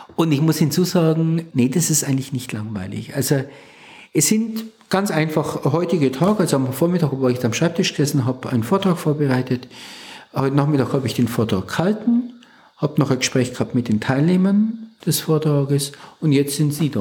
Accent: village northeast of Nuremberg, Franconia, Bavaria, Germany; now in Plankstetten, Germany; ich komme aus dem Nordosten Nürnbergs, also am Rand der fränkischen Schweiz das Nürnberger Becken endet und dann beginnt die Fränkische Schweiz. Das ist so mhm. dieses Übergangsgebiet. Und da gibt es in dem Dorf, in dem ich groß geworden bin

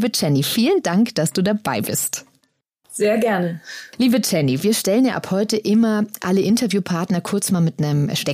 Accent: Wuppertal, North Rhine-Westphalia, Germany; now in Aachen, Germany; 33. Und wo kommst du her? Äh, ich wohne in Aachen, aber ich komme aus Wuppertal.

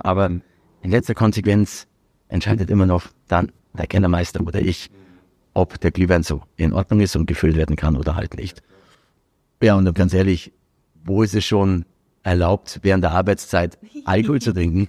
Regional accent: Dasing, Bavaria, Germany; also born or lived in Augsburg; ich bin in Augsburg geboren und bin dann, nachdem die Firma ja von meinem Vater in Augsburg gegründet wurde, dann aber schon als kleines Kind nach Asien gezogen und habe im Grunde genommen äh, meine ganze Kindheit hier in Dasing verbracht.

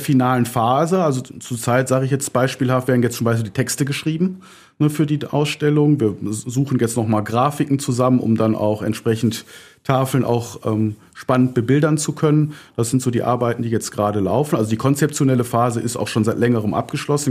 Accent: Düsseldorf, North Rhine-Westphalia, Germany; komme ich aus dem Düsseldorfer Norden, gebürtig, aus Angermund und bin auf der Graf-Engelbert-Straße aufgewachsen

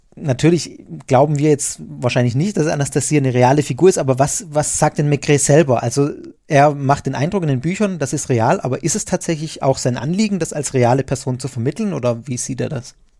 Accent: Germany; als Deutsche

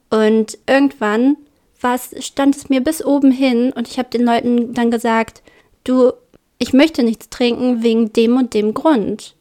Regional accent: Braunschweig, Lower Saxony, Germany; accent: Braunschweiger Dialekt; Ich glaube, das ist mein Braunschweiger Dialekt. Das ist meine Braunschweiger Mundart.

